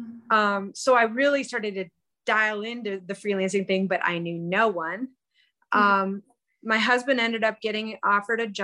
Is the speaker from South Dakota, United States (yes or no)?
yes; South Dakota, United States; also born or lived in Minneapolis; We're both from South Dakota, but kind of originally East River kids